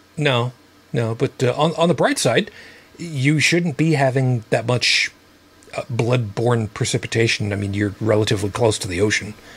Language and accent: English; United States